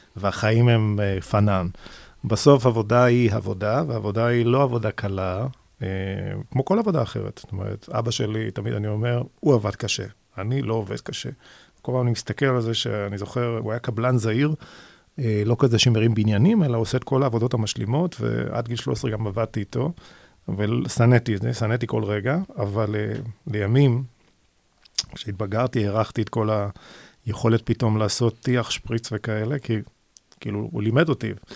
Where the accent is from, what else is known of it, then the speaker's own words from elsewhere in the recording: Or Yehuda, Tel Aviv District, Israel; now in Binyamina, Israel; כשהגעתי לצבא ו... ו... ואמרתי שאני מאור יהודה, זו הייתה קללה